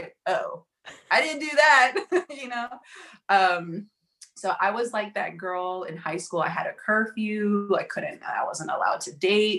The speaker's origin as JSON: {"language": "English", "town": "Oakland", "region": "California", "country": "United States", "tie": "born or raised there", "said": "I grew up in the Bay Area, San Francisco Bay Area. I'm from Oakland, California, born and raised."}